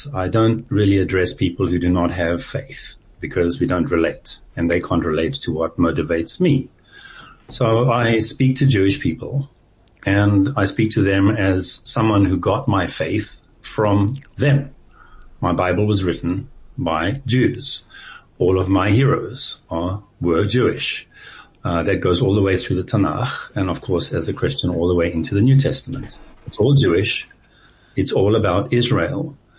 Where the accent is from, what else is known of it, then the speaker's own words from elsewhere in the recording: South Africa; also born or lived in Swaziland; I lived in every major center in South Africa. I was born in Swaziland, but we literally lived at all of the main cities at one point or other in my childhood and teen years.